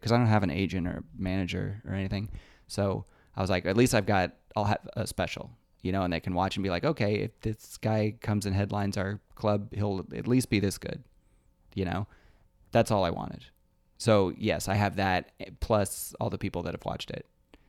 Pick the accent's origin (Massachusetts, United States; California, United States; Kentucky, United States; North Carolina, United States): Kentucky, United States; Lexington; was in Lexington in my hometown and I headlined for the first time there.